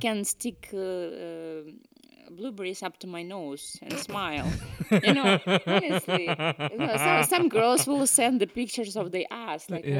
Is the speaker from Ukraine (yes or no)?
yes; Ukraine; born or raised there; English is a second language; moved away as an adult; also born or lived in Russia / Canada; now in Scotland, United Kingdom